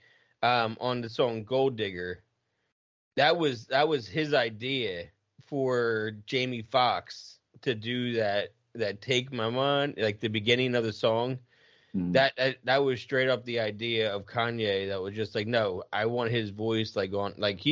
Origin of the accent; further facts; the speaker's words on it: Philadelphia, Pennsylvania, United States; I grew up outside of Philly, so it wasn't like Arizona